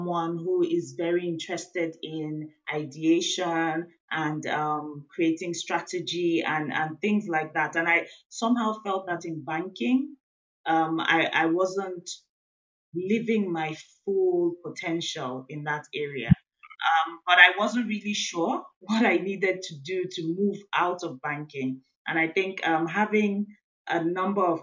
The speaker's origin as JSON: {"language": "English", "country": "Nigeria", "said": "I'm from Nigeria in West Africa"}